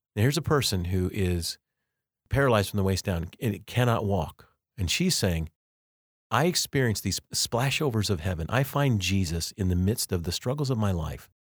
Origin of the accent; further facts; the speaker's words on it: Colorado, United States; now in Kansas, United States; I grew up in Colorado, but I've lived most of my life actually now in Kansas.